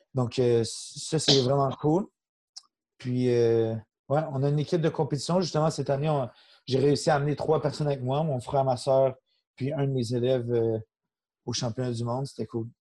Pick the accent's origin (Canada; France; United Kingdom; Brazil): Canada; Saint-Constant, Quebec; also born or lived in Laval; j'ai grandi, je suis encore en même place, Saint-Constant-Sainte-Catherine.